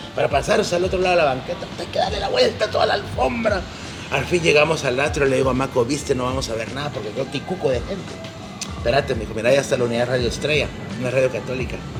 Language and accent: Spanish; Guatemala; somos los chapines, hablo de la idiosincrasia del guatemalteco y de esa forma tan buena gente que somos